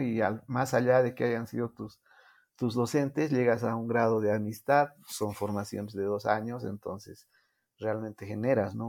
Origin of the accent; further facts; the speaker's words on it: Bolivia; first language Spanish; Yo nunca pensé dar una conferencia como boliviano, representando a mi país